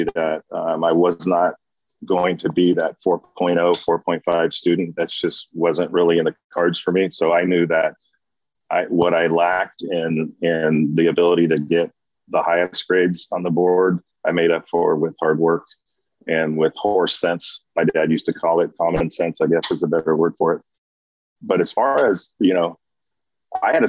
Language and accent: English; Brawley, California, United States; I was from Brawley originally